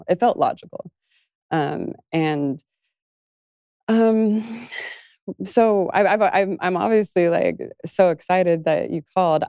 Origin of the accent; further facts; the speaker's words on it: Las Vegas, Nevada, United States; growing up in Las Vegas